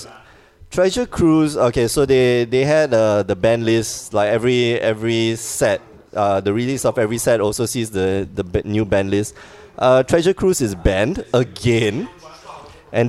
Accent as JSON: {"language": "English", "country": "Singapore", "moved": "yes", "said": "I'm from Singapore, which is not part of China"}